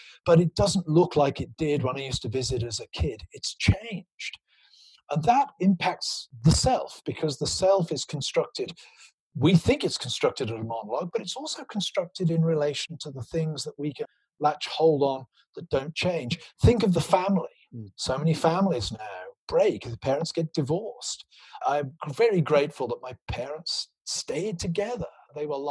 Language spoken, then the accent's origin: English; Gloucestershire, South West England, United Kingdom; moved away; my hometown in Gloucestershire